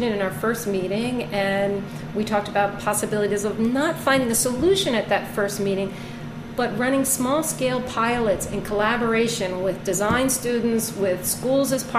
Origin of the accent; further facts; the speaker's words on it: New York City, New York, United States; I'm a New Yorker. My kids go to public school here.